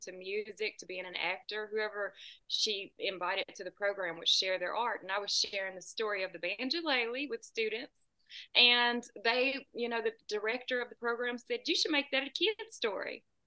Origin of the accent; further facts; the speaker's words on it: Tennessee, United States; about two hours south of Nashville